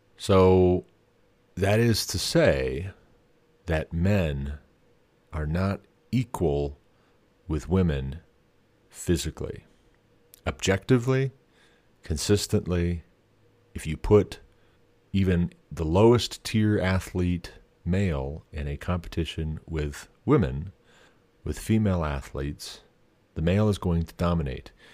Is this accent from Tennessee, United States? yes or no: no; Montana, United States; my home state of Montana